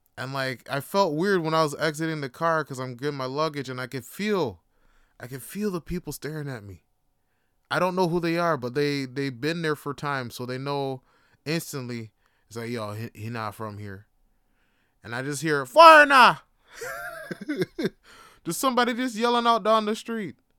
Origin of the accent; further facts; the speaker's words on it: Canada; also born or lived in Jamaica; growing up in Canada, I was born here, but I was raised in a Jamaican household